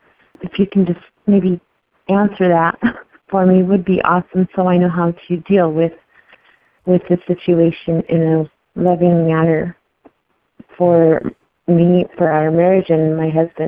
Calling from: Arizona, United States; Hi, Randy. I'm listening from Arizona

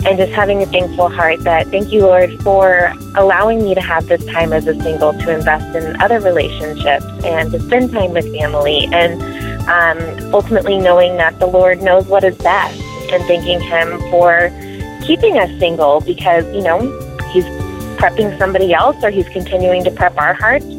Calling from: Phoenix, Arizona, United States; I'm calling from Phoenix. I am a single, I'm 27

